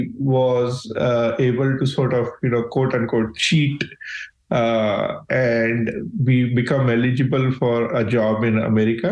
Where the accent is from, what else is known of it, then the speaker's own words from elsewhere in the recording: India; moved away as an adult; I grew up in India